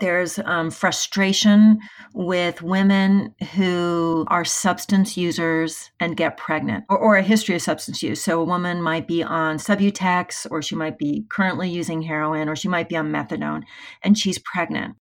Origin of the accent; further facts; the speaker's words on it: United States; I am from the United States